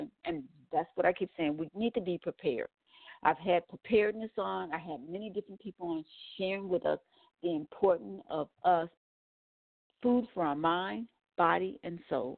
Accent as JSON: {"language": "English", "town": "Milwaukee", "region": "Wisconsin", "country": "United States", "said": "I am from Wisconsin, Milwaukee, Wisconsin"}